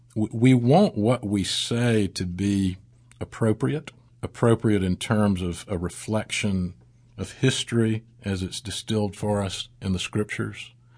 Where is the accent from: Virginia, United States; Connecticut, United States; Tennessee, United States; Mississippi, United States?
Mississippi, United States; South; moved away as an adult; also born or lived in Saint Louis, Missouri / Austin, Texas; now in Birmingham, United States; We moved to Mississippi, where I grew up in South Mississippi, went to school at Ole Miss